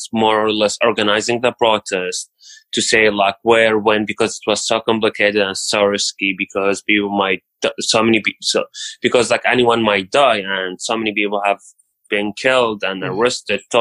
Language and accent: English; Raqqa, Raqqa Governorate, Syria; moved away as an adult; I'm from Syria, from a small city called Raqqa